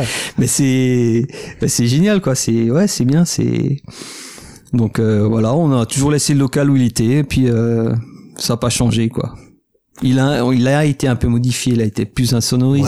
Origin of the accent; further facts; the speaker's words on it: Alsace, Grand Est, France; on vient d'Alsace, euh, c'est la bière et les bretzels